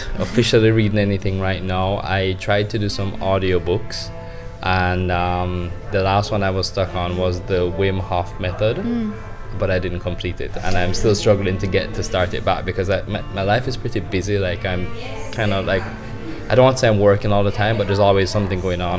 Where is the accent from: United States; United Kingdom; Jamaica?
Jamaica; I define myself as a Jamaican traveling the world